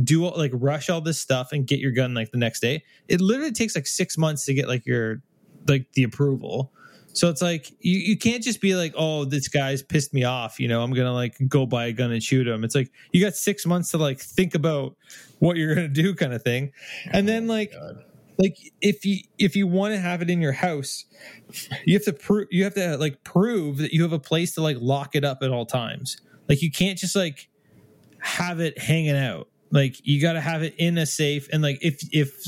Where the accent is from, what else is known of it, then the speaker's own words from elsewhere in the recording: Canada; I'm Canadian.